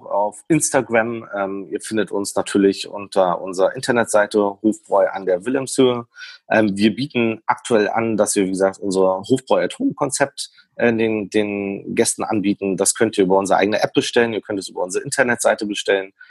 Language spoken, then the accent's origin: German; Berlin, Germany; born there; ich komme ja gebürtig aus Berlin, ähm, da ist alles Plattenbau und Co.